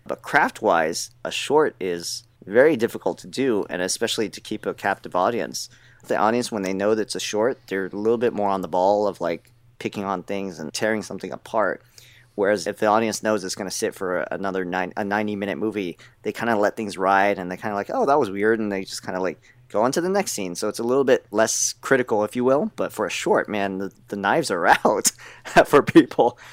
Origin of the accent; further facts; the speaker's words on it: United States; I was born in the States